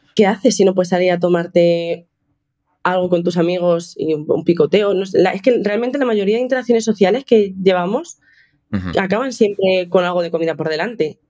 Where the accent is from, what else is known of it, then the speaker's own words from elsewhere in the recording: Toledo, Castilla-La Mancha, Spain; moved away as an adult; also born or lived in Seville; now in Madrid, Spain; Yo estaba en Sevilla en ese momento, pero soy de Toledo